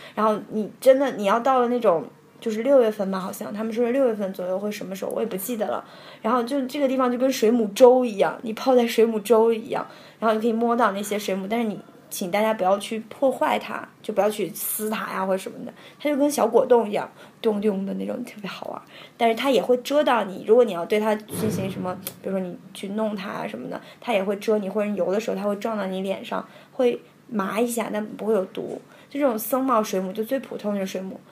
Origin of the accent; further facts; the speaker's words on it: China; 但是我们大陆这边